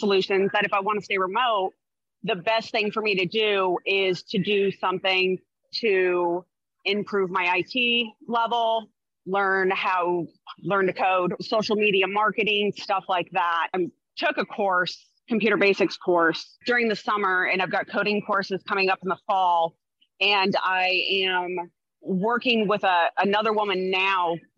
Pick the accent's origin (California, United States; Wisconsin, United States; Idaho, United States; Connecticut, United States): California, United States; Riverside; now in Bakersfield, United States; I actually grew up in Riverside